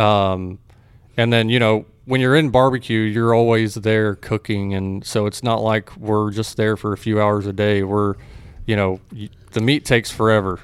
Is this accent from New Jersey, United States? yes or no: no; Texas, United States; also born or lived in Fort Worth, Texas / Waco, Texas; I grew up, uh, in Fort Worth. I was born in Fort Worth. I grew up in different areas of Texas